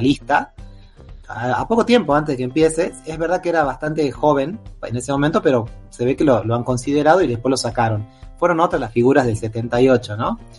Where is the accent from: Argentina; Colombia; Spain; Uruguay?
Argentina